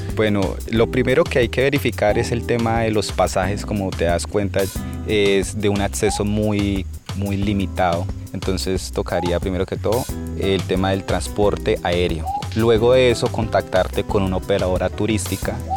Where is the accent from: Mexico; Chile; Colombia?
Colombia; Mitú, Vaupés; soy de Mitú Baupés